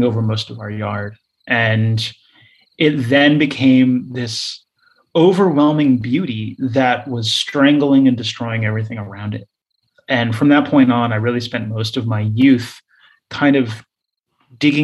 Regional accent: South Florida, United States; now in New York City, United States; Growing up in Florida, I was in this area, it was very rural. I was raised on dirt roads.

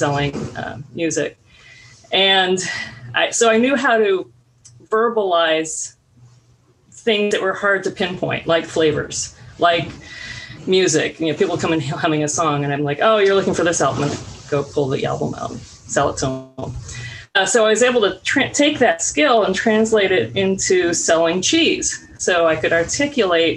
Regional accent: Bay Area, California, United States; moved away as an adult; also born or lived in Missouri / Austin; now in Pacific Northwest, United States; I'm from the Bay Area. I grew up there

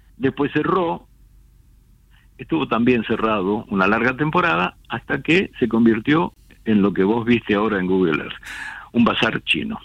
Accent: Buenos Aires, Argentina; moved away as an adult; also born or lived in Vicente López / Olivos / Acassuso / Punta Chica; now in Martínez, Argentina; yo soy nacido y criado en Caballito.

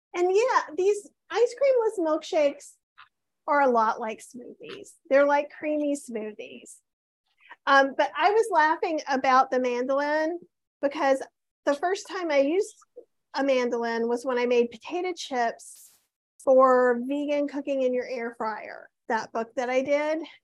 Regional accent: the South, United States; I grew up in the South where most meats were smoked

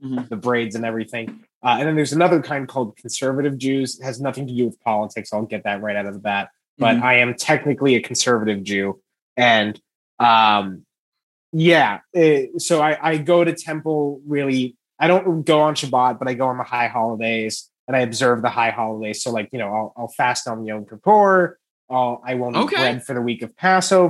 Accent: United States; We're all American, my family. We're all born in America

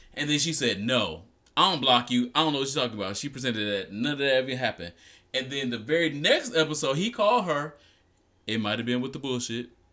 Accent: Detroit, Michigan, United States; I'm from Detroit

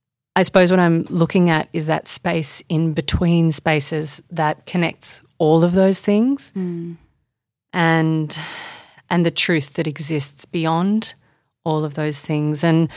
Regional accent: Indonesia; now in Australia; So I grew up in Indonesia largely until I was 13.

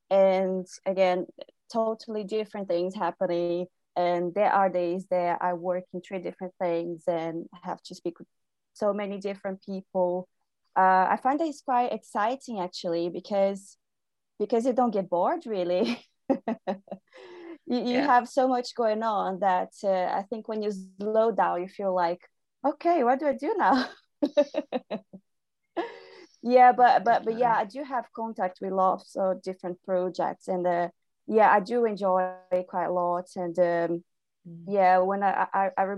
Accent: Brazil; moved away as an adult; now in United Kingdom; I'm from Brazil, born and raised. I moved to the UK 3 years ago to do my master's degree

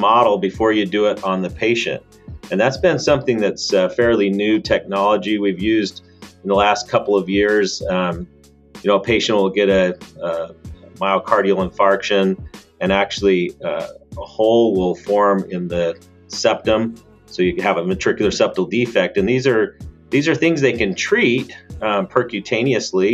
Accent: Mesa, Arizona, United States; moved away as an adult; also born or lived in California / Cincinnati, Ohio; I grew up right here in Mesa, Arizona, went to Westwood High School

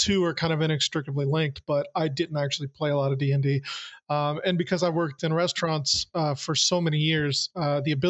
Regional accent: the South, United States; Growing up in the South

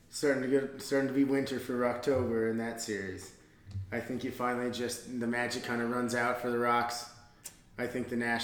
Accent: Denver, Colorado, United States; I mean, you can tell we're all from Denver.

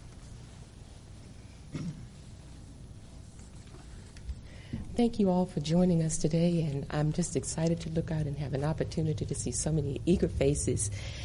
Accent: Nelson County, Virginia, United States; The county where I was born in Virginia is Nelson County

